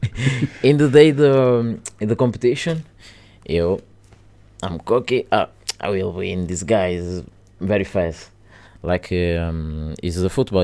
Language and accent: English; Portugal; English is a second language; also born or lived in Angola; I go to Portugal very, very young, like my three years old.